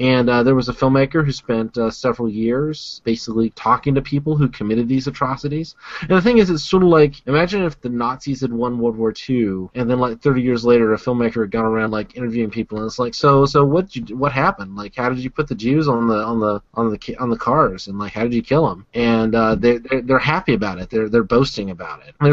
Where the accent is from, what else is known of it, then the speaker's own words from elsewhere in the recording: the American South, United States; I'm from the American South